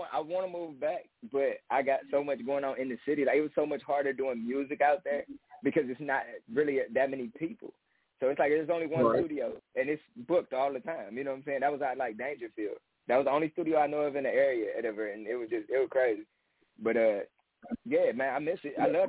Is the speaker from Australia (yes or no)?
no; Cleveland, Ohio, United States; no, I'm from Cleveland. I was born in Cleveland, somewhat raised in Cleveland, and I don't currently reside there